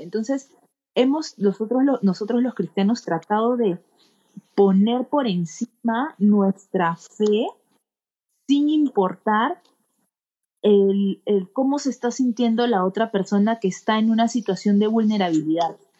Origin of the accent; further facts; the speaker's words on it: Peru; soy una joven peruana de 30 años